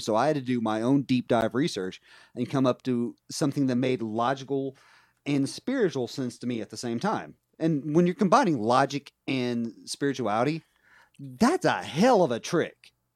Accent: West Virginia, United States; where I grew up in West Virginia

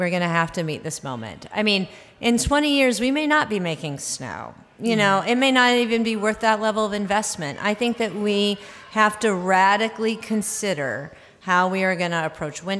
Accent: the South, United States; now in Minnesota, United States; I'm from the South

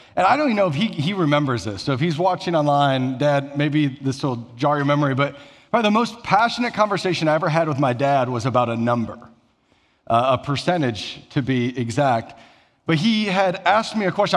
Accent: Elgin, Iowa, United States; moved away; I'm from small town Iowa. So about six hundred people in my hometown

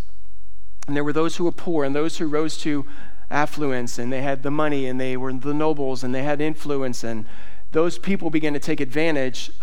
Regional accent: South Louisiana, United States; I'm from South Louisiana

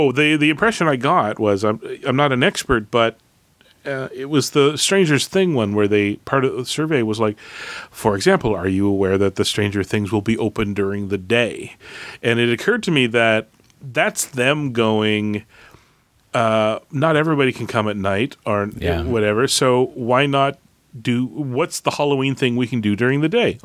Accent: Canada; I'm a Canadian

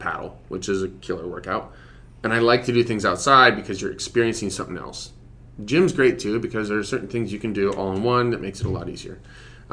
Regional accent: Reno, Nevada, United States; moved away; I grew up in Reno

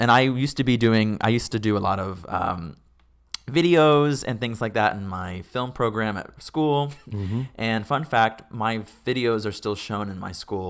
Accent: Fort Walton Beach, Florida, United States; born there; So I was born in Fort Walton Beach, Florida. Mm-hmm. My mom is in the Air Force.

